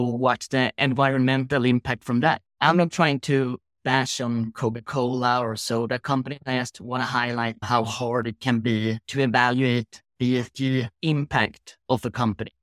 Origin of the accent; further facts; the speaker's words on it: Sweden; growing up in Sweden